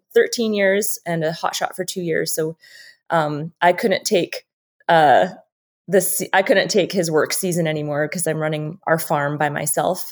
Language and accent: English; Saskatchewan, Canada; now in Idaho, United States; I'm from Saskatchewan